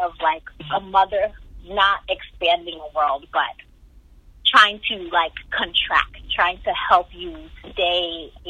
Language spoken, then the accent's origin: English; Nigeria; I'm Igbo so I'm from the Igbo tribe in Nigeria